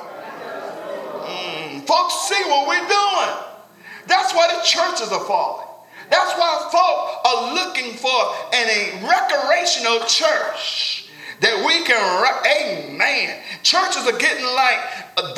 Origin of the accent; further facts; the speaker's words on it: Cincinnati, Ohio, United States; I'm from Cincinnati